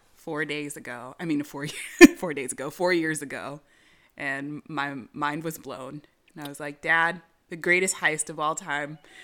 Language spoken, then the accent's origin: English; California, United States; I'm from California.